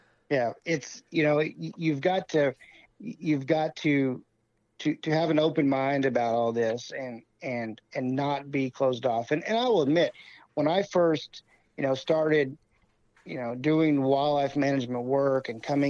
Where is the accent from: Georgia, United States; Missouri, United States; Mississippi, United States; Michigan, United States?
Missouri, United States; where I grew up hunting in Southwest Missouri.